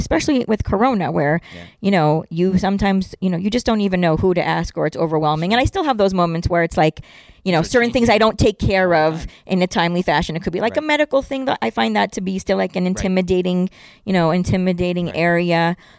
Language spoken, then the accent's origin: English; Israel; English is a second language; And I'm like, well, I'm not a New Yorker, I'm an Israeli.